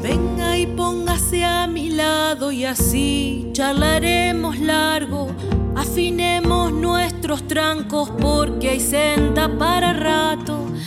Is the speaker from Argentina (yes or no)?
yes; Luján, Buenos Aires Province, Argentina; tengo 35 años, soy de Luján